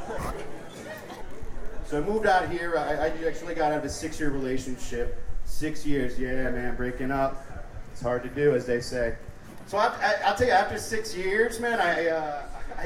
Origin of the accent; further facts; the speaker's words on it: Miami, Florida, United States; moved away as an adult; now in Denver, United States; I am originally from Miami. Florida.